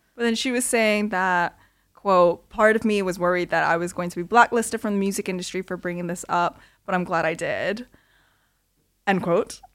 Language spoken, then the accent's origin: English; Canada; moved away as an adult; also born or lived in Korea; now in United Kingdom; born in Korea, grew up in Canada